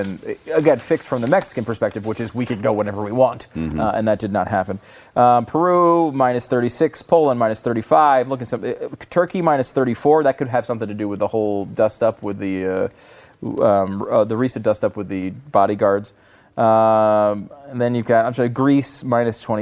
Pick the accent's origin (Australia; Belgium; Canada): Canada; now in United States; as a Canadian sports celebrity